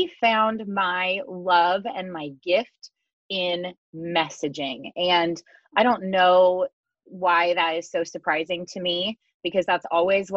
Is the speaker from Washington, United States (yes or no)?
yes; Seattle, Washington, United States; I'm from the Seattle area